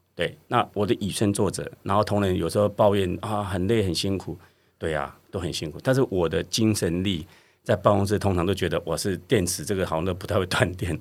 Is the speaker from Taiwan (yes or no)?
yes; Budai, Chiayi County, Taiwan; moved away; 那嘉义的那个布袋就是我的故乡